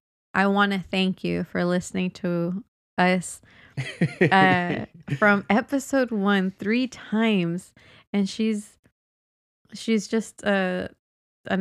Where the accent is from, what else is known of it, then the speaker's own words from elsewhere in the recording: Philippines; now in Singapore; And I'm working as a house help here in Singapore. I'm originally from Philippines.